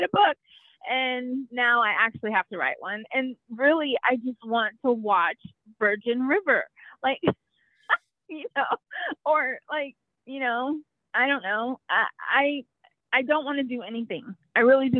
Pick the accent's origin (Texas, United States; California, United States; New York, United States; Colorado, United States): Texas, United States; there's no explaining the culture that is Texas to someone who wasn't born and raised here